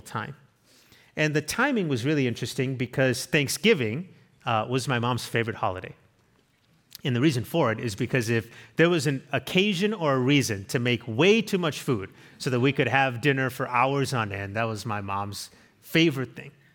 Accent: South Africa; moved away; we went to my home country. It's where I'm from

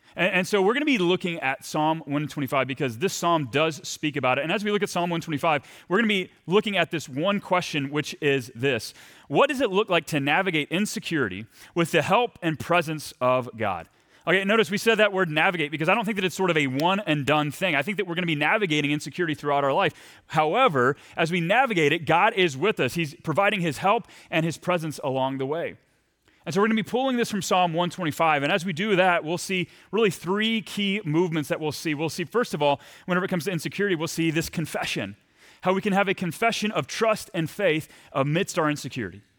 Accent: Texas, United States; moved away as an adult; also born or lived in Saint Paul, Minnesota; I'm from Texas

